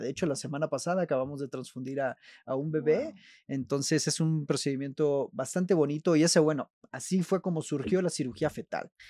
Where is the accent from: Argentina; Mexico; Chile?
Mexico; Veracruz; moved away as an adult; also born or lived in Monterrey, Mexico / Belgium / Spain; soy veracruzano, jarocho. Después me desterraron a Monterrey.